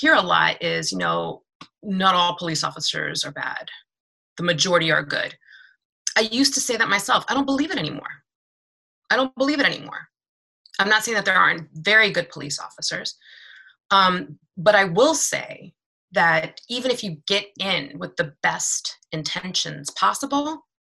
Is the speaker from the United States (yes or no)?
yes; Washington, District of Columbia, United States; moved away as an adult; now in Maryland, United States; I am originally from Washington, D.C., born and bred. I am in Maryland because gentrification pushed me out.